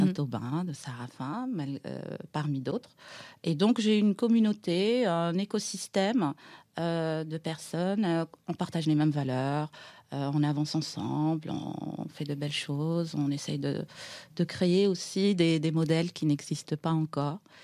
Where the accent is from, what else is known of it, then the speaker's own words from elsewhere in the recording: Aïn Beïda, Oum El Bouaghi Province, Algeria; moved away as an adult; now in Paris, France; je suis née en Algérie, dans, dans une ville à l'est euh, d'Alger, dans les Aurès. Qui s'appelle berbère, à Baïda. Donc je suis berbère